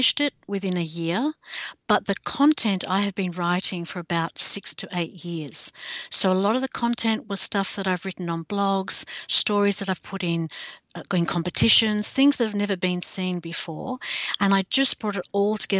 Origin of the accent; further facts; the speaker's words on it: Australia; I'm an author from Australia